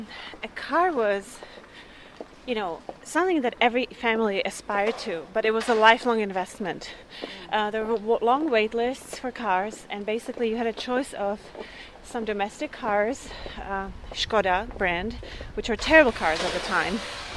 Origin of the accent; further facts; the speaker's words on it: Prague, Czechia; When I was growing up in Prague